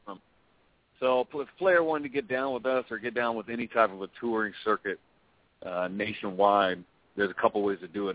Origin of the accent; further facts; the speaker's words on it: Oregon, United States; my home state. They came to Oregon.